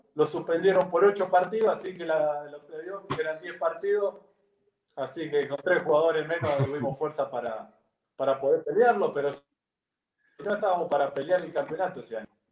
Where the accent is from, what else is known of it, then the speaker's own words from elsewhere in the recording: Empalme Villa Constitución, Santa Fe, Argentina; moved away as an adult; also born or lived in Ecuador; yo nací en un pueblo donde hoy somos 8.000, 9.000 habitantes, más o menos